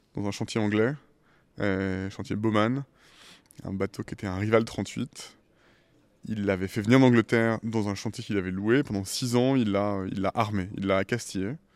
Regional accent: Île de Ré, Nouvelle-Aquitaine, France; born or raised there; also born or lived in Paris / Caribbean / California, United States

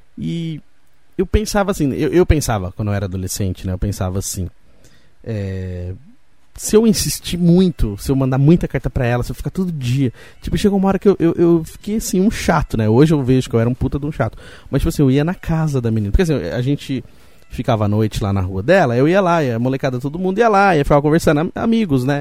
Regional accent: Roseira, São Paulo, Brazil; Eu, eu nasci em São Paulo, mas fui criado em Roseira. Então fiquei muito tempo aqui em Roseira, até os meus 17 anos

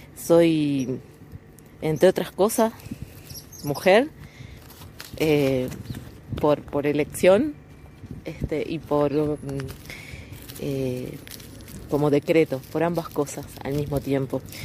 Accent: west of Montevideo, Uruguay; soy del oeste de Montevideo, Uruguay, una zona rural, costera, litoral

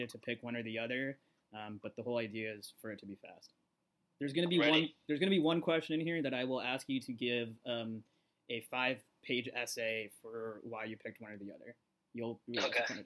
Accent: Arizona, United States; I grew up in Arizona.

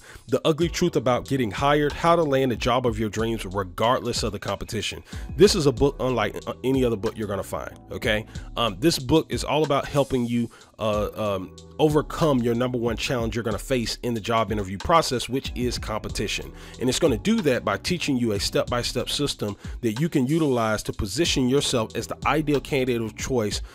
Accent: Atlanta, Georgia, United States; I was born and raised here in Atlanta, Georgia.

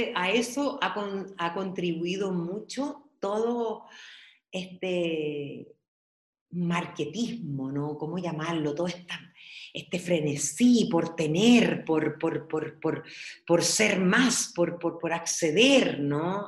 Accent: Peralillo, O'Higgins, Chile; born or raised there; also born or lived in San Fernando

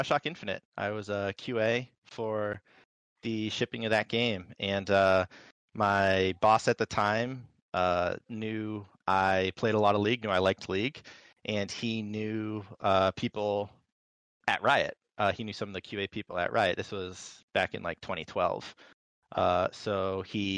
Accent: East Coast, United States; I am from the East Coast.

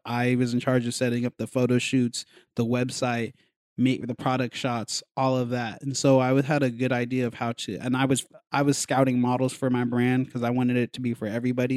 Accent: Colorado, United States; moved away; also born or lived in New York; I was raised in Colorado

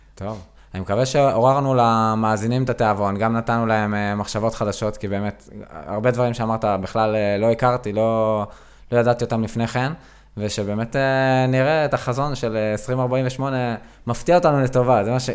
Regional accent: Southern District, Israel; אני דרומי, אני דרומי

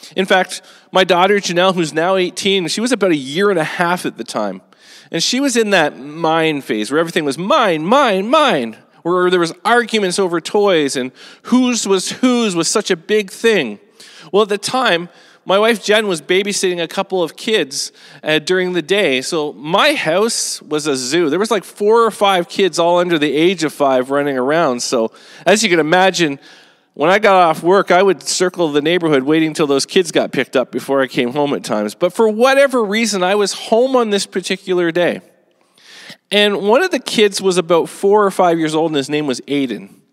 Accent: Canada; as Canadians

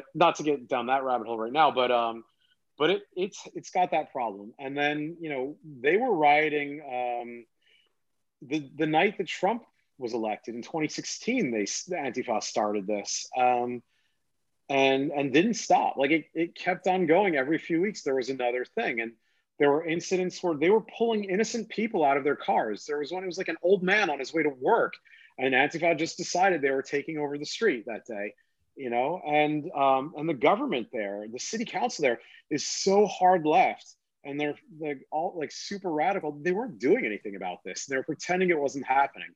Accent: United States; I grew up right near New York City.

